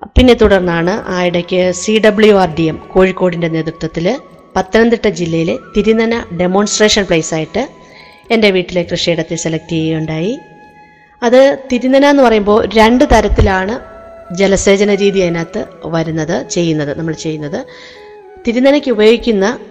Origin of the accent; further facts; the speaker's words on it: Peringanad, Kerala, India; now in Adoor, India; പെരിങ്ങനാട് തൃച്ചേന്തമംഗലം ക്ഷേത്രത്തിന് സമീപം കാർഷിക പാരമ്പര്യമുള്ള ഒരു കുടുംബത്തിലാണ് ഞാൻ ജനിച്ചത്